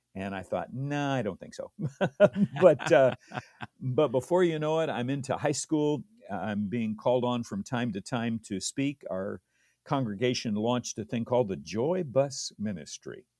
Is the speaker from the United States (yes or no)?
yes; Redlands, California, United States; also born or lived in Loma Linda, California / Downey, California; I was born in Loma Linda, California